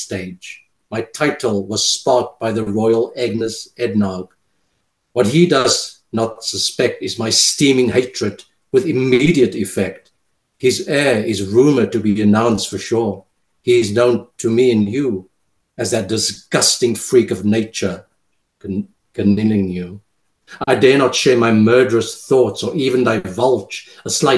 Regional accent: Cape Town, Western Cape, South Africa; first language Afrikaans; English is a second language; now in France; I'm bilingual, obviously, coming from Cape Town, South Africa.

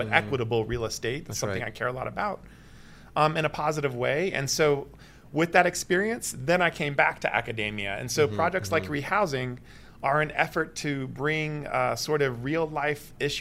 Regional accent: Atlanta, Georgia, United States; now in Toronto, Canada; I'm from Atlanta and Georgia Tech

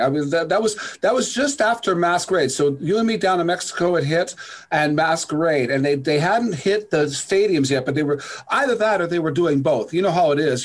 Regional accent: Sault Ste. Marie, Ontario, Canada; of course I'm from Sault Ste. Marie.

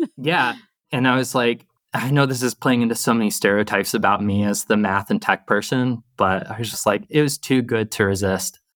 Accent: the South, United States; also born or lived in Boston; now in Seattle area, United States; I grew up in the South

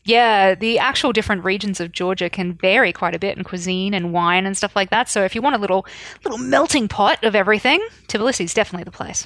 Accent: Australia; I grew up in Australia

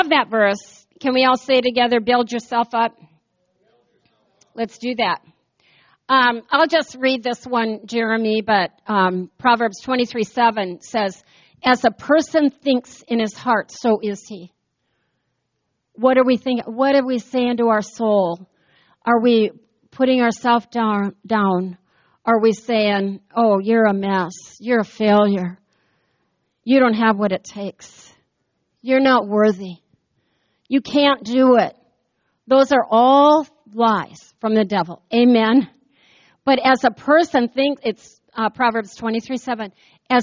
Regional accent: United States; I grew up here in the United States of America

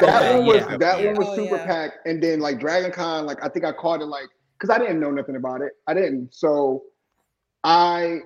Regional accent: Buffalo, New York, United States; we're from Buffalo, New York. So it was like, you know, I come from a small city.

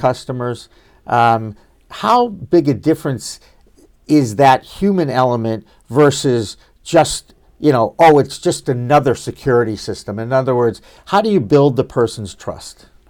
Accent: Boston, Massachusetts, United States; growing up in Boston

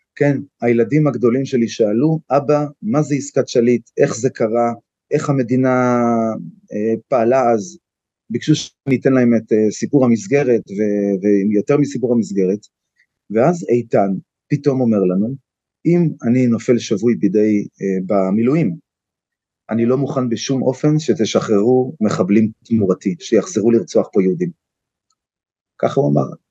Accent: Tel Aviv, Tel Aviv District, Israel; moved away as an adult; now in Kiryat Arba, Israel; אני נולדתי בתל אביב, בבית חולים הקריה

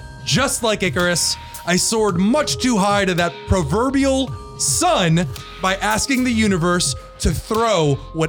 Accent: United States; As an American

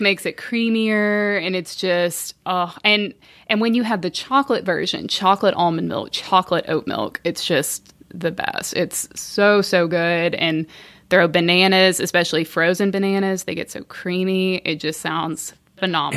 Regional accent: Bentonville, Arkansas, United States; I'm from Bentonville, you know, Walmart

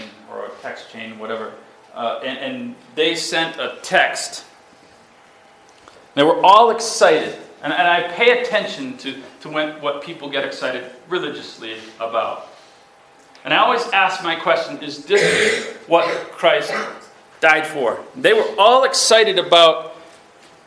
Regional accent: Massachusetts, United States; I'm from Massachusetts

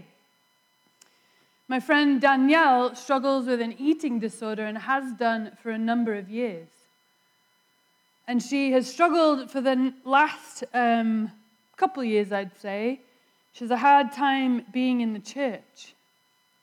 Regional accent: England, United Kingdom; born or raised there; moved away

